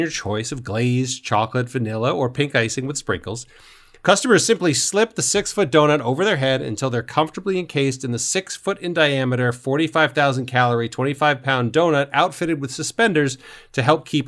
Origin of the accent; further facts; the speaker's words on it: New York, United States; I'm from New York